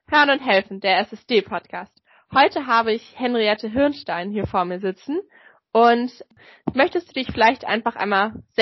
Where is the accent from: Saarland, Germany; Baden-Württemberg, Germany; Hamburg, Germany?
Hamburg, Germany; die ja auch in Hamburg zumindest, wir kommen ja aus Hamburg